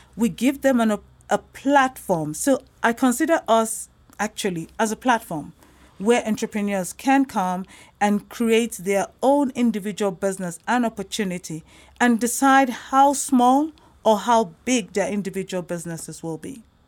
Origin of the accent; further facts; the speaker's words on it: South Africa; also born or lived in Nigeria; I am originally from Nigeria, but um, I've been in South Africa for most of my life